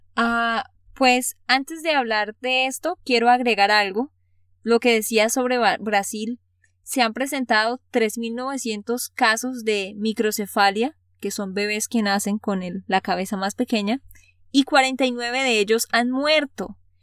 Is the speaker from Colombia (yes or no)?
yes; Santander, Colombia; de Santander, Colombia.